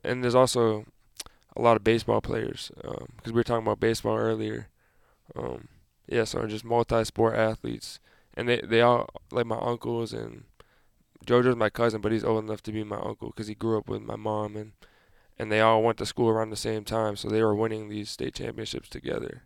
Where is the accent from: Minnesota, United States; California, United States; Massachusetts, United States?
Massachusetts, United States; moved away; my hometown